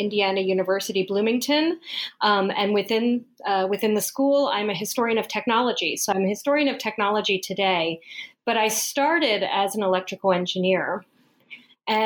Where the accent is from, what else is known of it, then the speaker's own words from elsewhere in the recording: Colombia; moved away; I was born in South America. I was born in Colombia